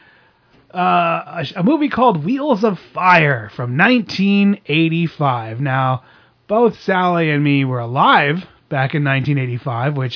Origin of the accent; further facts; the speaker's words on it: Pennsylvania, United States; we grew up in Pennsylvania.